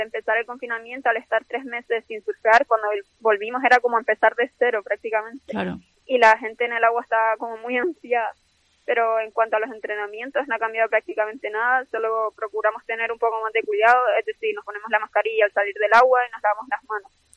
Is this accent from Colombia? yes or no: no; Canary Islands, Spain; siendo de Canarias